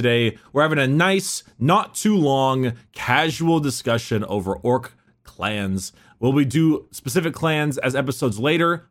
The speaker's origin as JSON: {"language": "English", "country": "United States", "said": "we're American"}